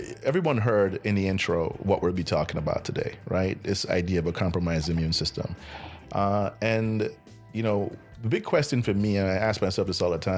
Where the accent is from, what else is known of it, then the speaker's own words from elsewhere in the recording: Jamaica; we're Jamaican